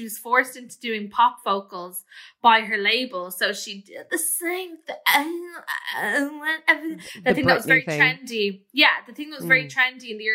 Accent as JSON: {"language": "English", "town": "Clonee", "region": "County Meath", "country": "Ireland", "tie": "born or raised there", "said": "when I was growing up in Clonee"}